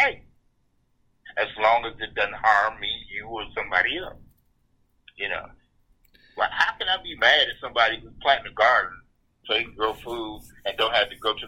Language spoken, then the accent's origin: English; Detroit, Michigan, United States; I grew up to schools in Detroit